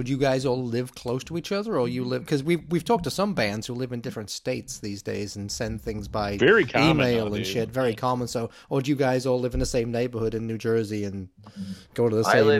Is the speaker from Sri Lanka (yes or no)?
no; Liverpool, North West England, United Kingdom; moved away as an adult; also born or lived in Manchester; now in Chicago, United States; I'm from Liverpool